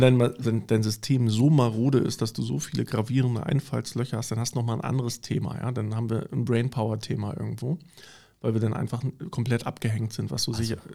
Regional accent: East Germany, Germany; ich bin sogar so groß geworden im Osten tatsächlich in der kleinen Bude

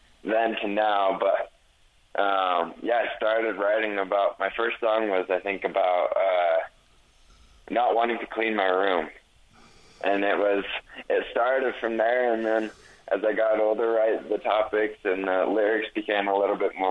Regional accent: Utah, United States; I'm from Utah

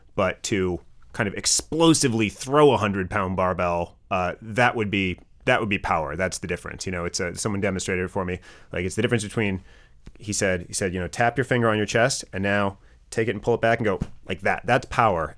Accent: Wisconsin, United States; growing up in Wisconsin, did, did all the regular stuff

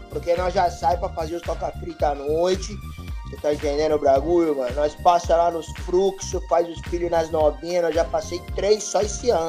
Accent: Guarulhos, São Paulo, Brazil; born there; nós nascemos em Grarulho, mano. Sim, tá ligado? Vila Galvão, tá ligado?

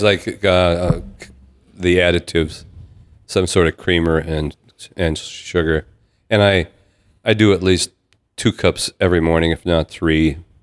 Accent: Downer, Minnesota, United States; I grew up in Downer, which was in the Barnesville School District

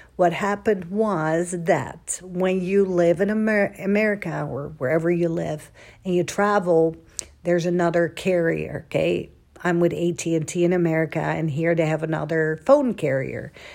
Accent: Netherlands; moved away as an adult; now in Dallas, United States; I was born and raised in Holland for twenty-six years.

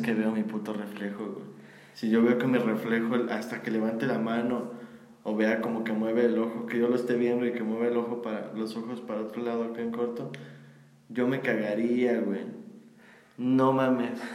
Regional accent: Mexico; somos de México

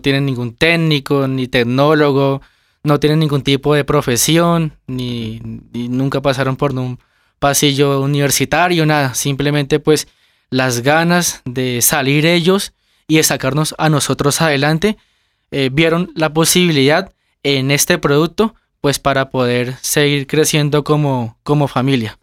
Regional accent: Gigante, Huila, Colombia; now in Bogotá, Colombia; Nosotros somos del departamento del Huila, de un municipio que se llama Gigante Huila.

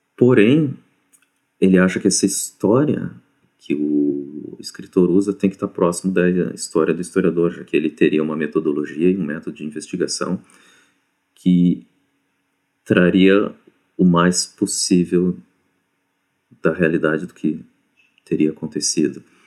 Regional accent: Brazil; eu sou brasileiro

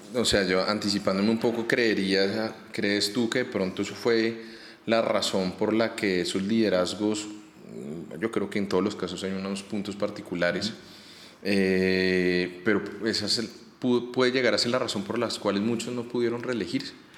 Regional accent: Bogotá, Colombia; Nosotros nosotros como rolos

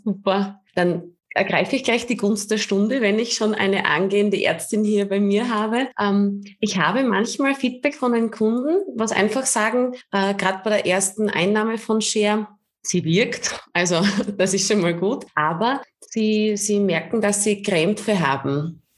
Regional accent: Austria; bei uns in Österreich

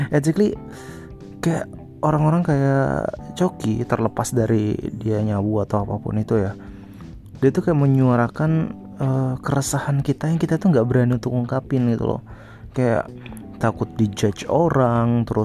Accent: Sumbawa, West Nusa Tenggara, Indonesia; jadi di kotaku di Sumbawa tuh heboh banget tuh al covid

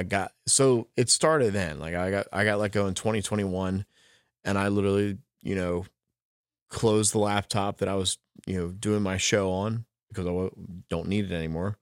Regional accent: New Jersey, United States; I'm from South Jersey

